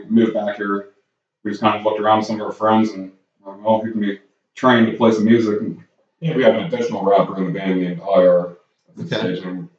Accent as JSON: {"language": "English", "area": "Columbiana County", "region": "Ohio", "country": "United States", "said": "we're originally from Columbia County"}